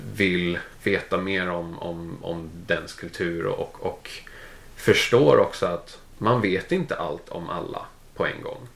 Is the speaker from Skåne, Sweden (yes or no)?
no; Täby, Stockholm County, Sweden; moved away as an adult; now in London, United Kingdom; jag är från, från Täby, växte upp i, i Täby, gick i skolan sen i Danderyd